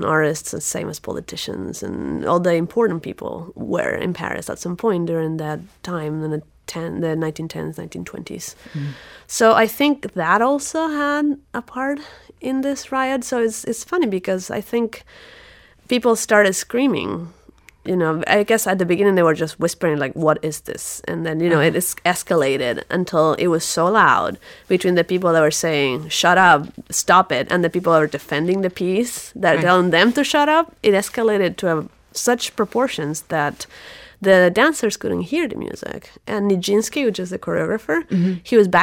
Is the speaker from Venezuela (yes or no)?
yes; Venezuela; also born or lived in Michigan / Caracas; now in Houston, United States; I'm originally from Venezuela, so we don't have any seasons